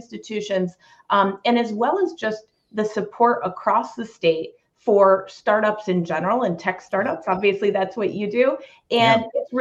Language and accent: English; Michigan, United States; moved away as an adult; now in Cincinnati, United States; not native to Cincinnati, but native Midwesterner. I was born in Michigan, and I came to Cincinnati to go to UC, College of Engineering